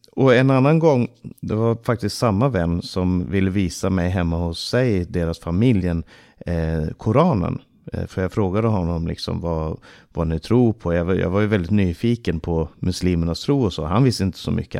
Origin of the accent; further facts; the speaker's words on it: Stockholm, Stockholm County, Sweden; Under min barndom så bodde vår familj i eh, Rinkeby stora delar av min barndom